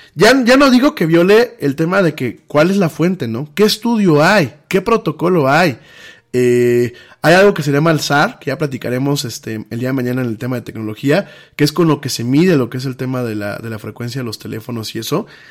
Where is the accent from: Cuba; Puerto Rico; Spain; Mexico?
Mexico; somos los mexicanos